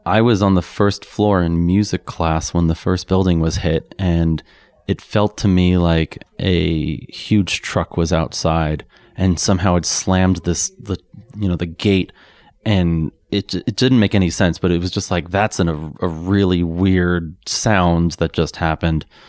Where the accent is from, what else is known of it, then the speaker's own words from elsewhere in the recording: New York City, New York, United States; moved away as an adult; now in Boulder, United States; I grew up in New York